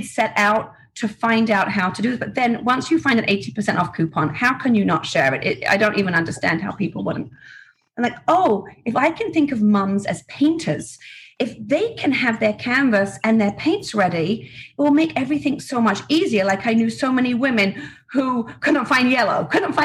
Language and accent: English; England, United Kingdom; moved away as an adult; now in Florida, United States; I grew up in England, very quiet home